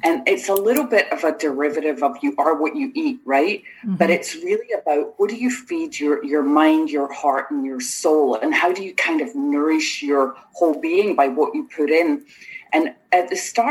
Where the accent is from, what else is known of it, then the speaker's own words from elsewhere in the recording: Rutherglen, Scotland, United Kingdom; moved away as an adult; also born or lived in Lochgilphead, Scotland / Italy / England; now in Florida, United States; I grew up in Rutherglen and Lochilphead both. So I had like a little bit of the city and a little bit of the country there in Scotland